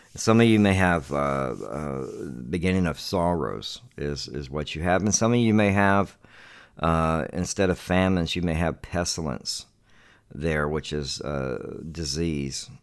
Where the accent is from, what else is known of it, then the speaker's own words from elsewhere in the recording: Charleston, South Carolina, United States; now in Devine, Texas, United States; my hometown where I come from in Charleston, South Carolina